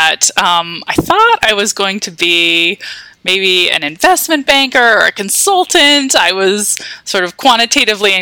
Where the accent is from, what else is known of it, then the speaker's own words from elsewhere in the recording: Washington, District of Columbia, United States; I grew up in Washington, D.C. in the suburbs